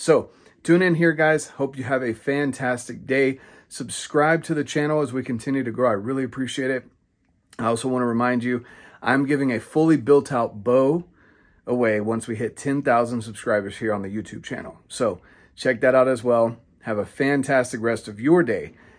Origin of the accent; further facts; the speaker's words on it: North Carolina, United States; moved away; growing up in North Carolina myself